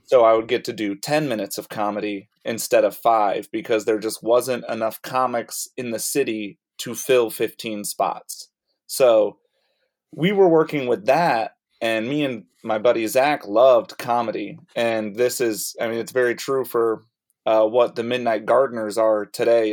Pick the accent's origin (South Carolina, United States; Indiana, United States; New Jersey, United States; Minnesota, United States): South Carolina, United States; Rock Hill; moved away; I started when I lived in Rock Hill, South Carolina, and I would go to Charlotte probably three times a week for stand up and try to do one local show in either Rock Hill eh, uh, area, my hometown